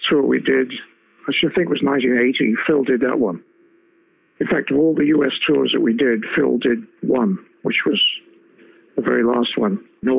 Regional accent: central Wales, United Kingdom; moved away as an adult; also born or lived in Liverpool; I grew up in central Wales, you know, quite a rural area.

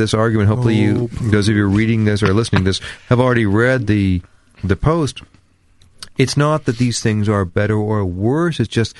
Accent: Sacramento, California, United States; I grew up in Sacramento, California.

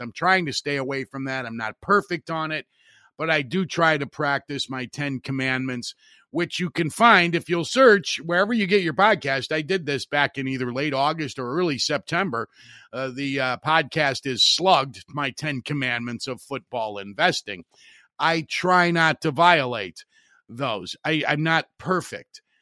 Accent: Hammond, Indiana, United States; my hometown radio station, W J O B in Hammond

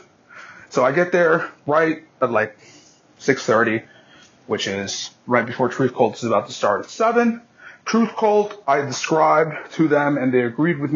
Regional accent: Massachusetts, United States; my hometown boys

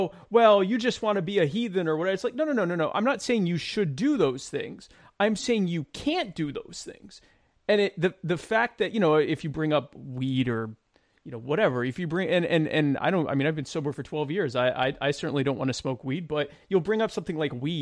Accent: United States; I grew up in the States

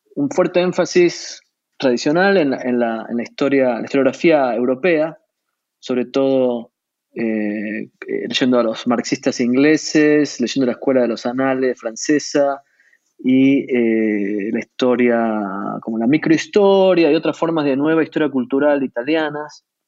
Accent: Buenos Aires, Argentina; nací en la ciudad de Buenos Aires, crecí allí

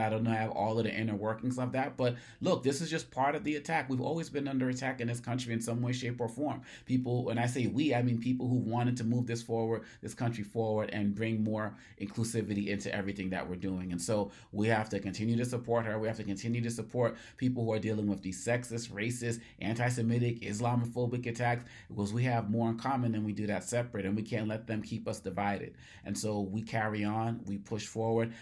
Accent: Cambridge, Massachusetts, United States; I'm from Massachusetts. My parents, Harvard University graduates, I'm born in, you know, I'm born in Cambridge. I'm, I'm from there

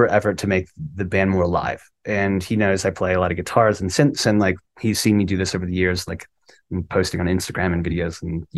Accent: Cleveland, Ohio, United States; I'm from Cleveland

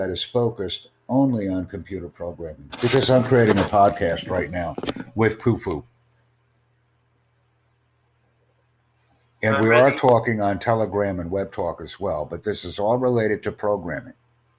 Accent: United States; You know where I'm from. You can tell by my English. Please.

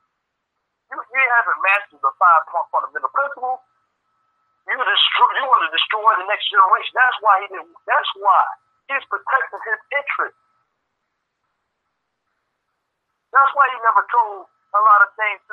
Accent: New Jersey, United States; moved away as an adult; now in Richmond, United States; I'm from New Jersey. I'm here, and I came in Richmond in '90.

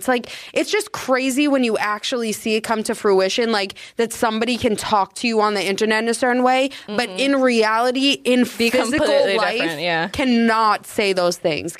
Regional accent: Peabody, Massachusetts, United States; born raised Peabody. Born raised in Peabody.

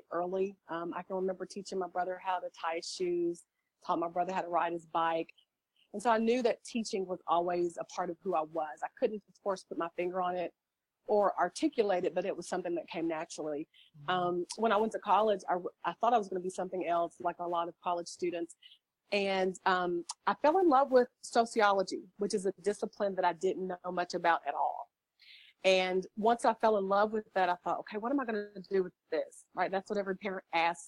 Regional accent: the South, United States; I'm from the South, so our children say yes, ma'am, and no, ma'am

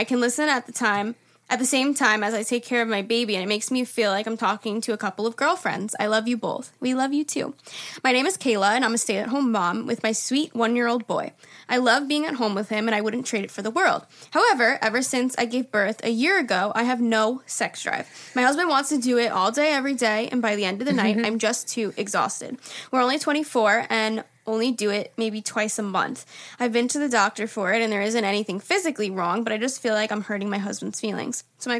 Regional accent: Long Island, New York, United States; I'm from Long Island.

